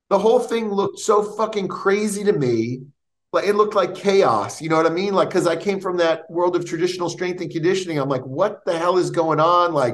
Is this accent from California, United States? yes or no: no; New York, United States; "Oh yeah, you know, I come from New York. I used to play ball. and never. I'm going to try this stuff out."